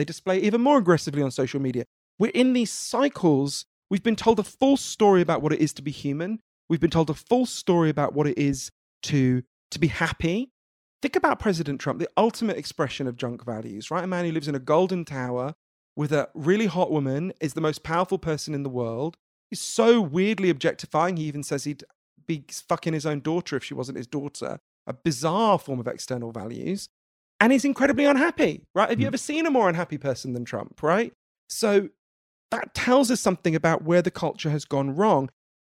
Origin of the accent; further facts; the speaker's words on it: United Kingdom; I'm British. My country is in the middle of telling the people who buy 60% of all our goods and services to fuck off.